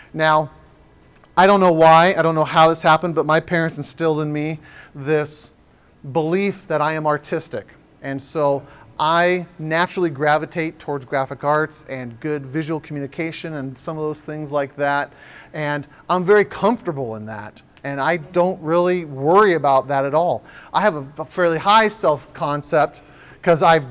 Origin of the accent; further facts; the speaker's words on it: San Diego, California, United States; now in Oregon, United States; I grew up in San Diego